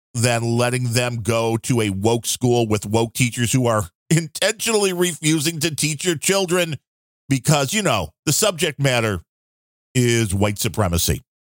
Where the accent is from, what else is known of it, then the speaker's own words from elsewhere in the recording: United States; I'm an American.